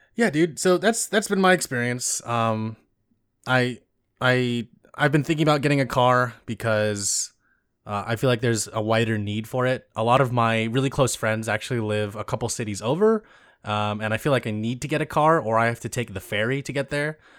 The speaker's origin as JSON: {"language": "English", "region": "California", "country": "United States", "tie": "born or raised there", "said": "I grew up in suburbia in California"}